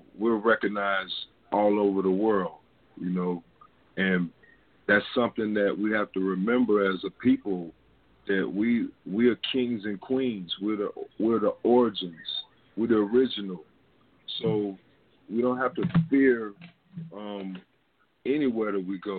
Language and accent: English; San Diego, California, United States; I was born in San Diego, California